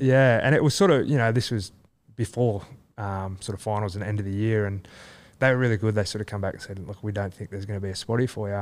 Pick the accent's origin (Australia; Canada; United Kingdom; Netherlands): Australia; Leeton, New South Wales; also born or lived in Wagga Wagga / Canberra / Melbourne; now in Sydney, Australia; I grew up in Lytton